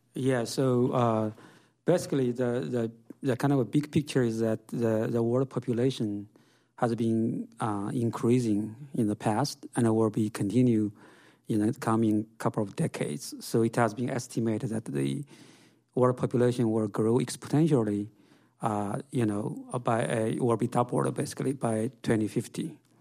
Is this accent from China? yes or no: yes; China; now in United States; I grew up in China in a, in, in a farm